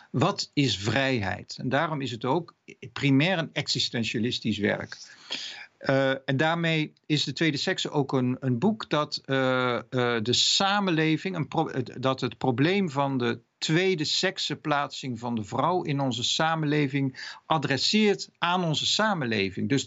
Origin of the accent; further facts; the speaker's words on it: Netherlands; Ik ben Nederlander, ik ben man en in een andere tijd, ik zit in een oorlog of ik word ziek of wat dan ook.